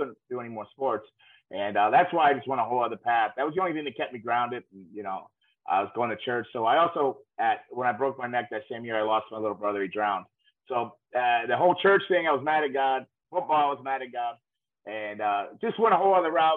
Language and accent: English; Deerfield Beach, Florida, United States; I grew up in South Florida, Deerfield Beach, Florida, grew up in a rough